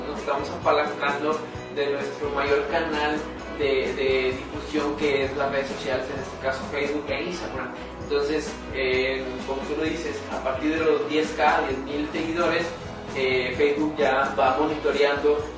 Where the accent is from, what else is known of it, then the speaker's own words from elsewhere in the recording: Mexico; soy mexicano, 100%.